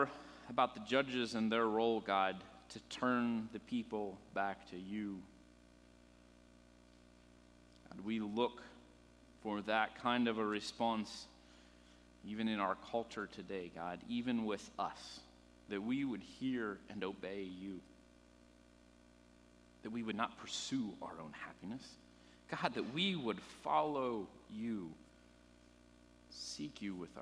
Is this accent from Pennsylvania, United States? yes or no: yes; Pennsylvania, United States; moved away; I'm from Pennsylvania originally. I grew up there.